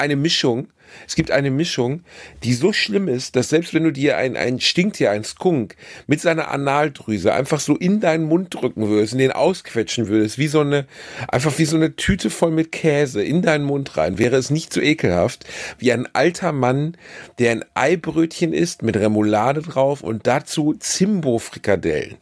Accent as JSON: {"language": "German", "country": "Germany", "accent": "German", "said": "mit meinem schlechten deutschen Dialekt"}